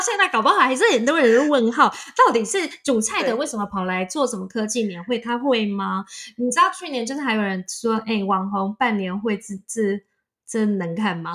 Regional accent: Taiwan; now in Silicon Valley, United States; 我们台湾人如何走出自己的舒适圈

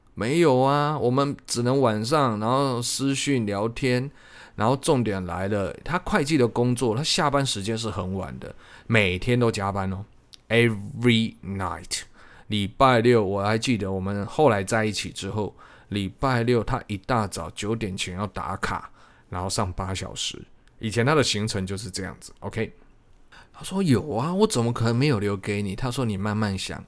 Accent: Changhua County, Taiwan; 我是彰化人

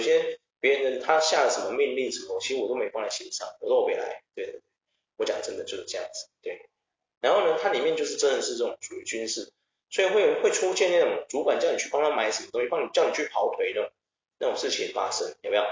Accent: Taiwan; 极度讽刺我们台湾的军警

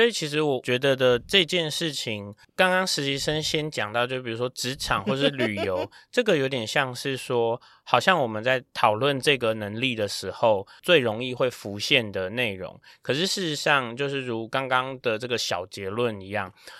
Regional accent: Taiwan; 呃，我的这个学历是财务金融，那我是台湾的。

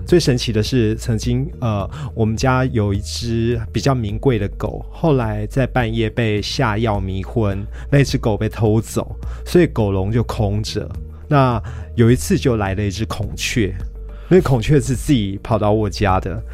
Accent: Kaohsiung, Taiwan; also born or lived in Dashe, Kaohsiung; 我小时候是住在仁武，嗯。那大概十九岁的时候搬到大社，嗯。但是仁武的老家，呃，后来还一直留着。嗯。那几年前，仁武老家三合院夷为平地。三合院。对，我是住过三合院的

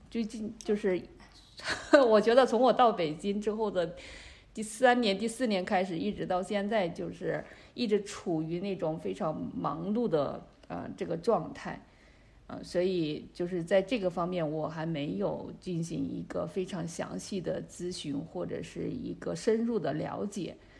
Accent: China; moved away as an adult; also born or lived in Beijing, China; now in Canada; 我的老家，他那边的话，就是 呃，距离武汉很近

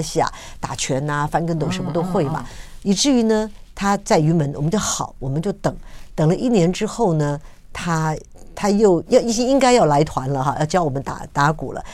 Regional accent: Taiwan; 我们在这个土地上长大

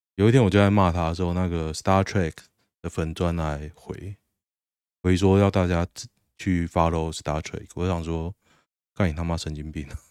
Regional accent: Taoyuan, Taiwan; 我桃园人嘛

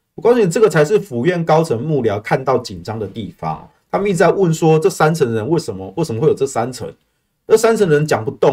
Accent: Taiwan; 我们台湾人很务实啦

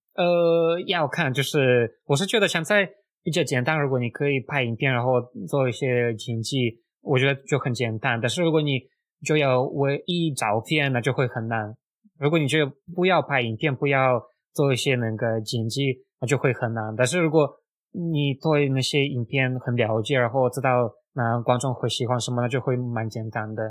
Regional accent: Russia; Chinese is a second language; moved away as an adult; now in Taiwan; 我是住在大湾，已经快四年，那我是出生在俄罗斯，那目前在大湾做网络行销

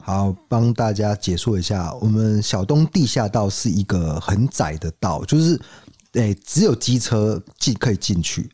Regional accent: Kaohsiung, Taiwan; 我们高雄人

